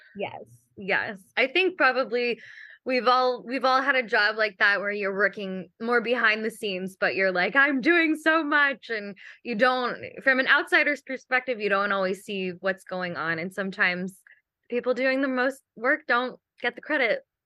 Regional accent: Kentucky, United States; moved away; I'm also from Kentucky, and we have a lot of sinkholes and caves

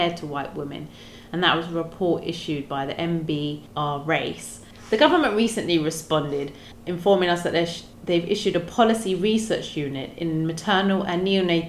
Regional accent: London, United Kingdom; So I'm born here, born and bred here in London, but my parents are Sri Lankan

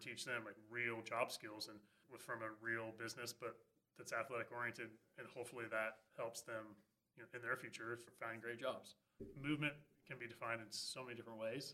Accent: Oregon, United States; Growing up in Oregon

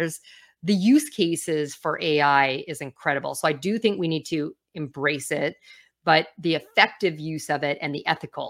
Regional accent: Calgary, Alberta, Canada; I grew up on the west coast of Canada, or Calgary, and so Calgary Flames was my team.

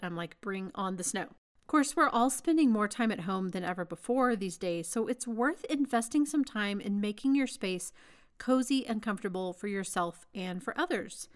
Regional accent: Texas, United States; moved away as an adult; now in Denver, United States; I grew up in Texas. I really, I spent my whole life in Texas until I was married, basically

